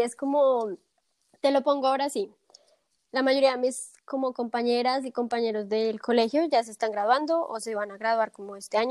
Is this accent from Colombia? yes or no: yes; Bogotá, Colombia; moved away as an adult; now in Munich, Germany; soy colombiana de Bogotá, y me mudé hace más o menos tres años y un poquito más a Alemania, específicamente al sur, a Múnich.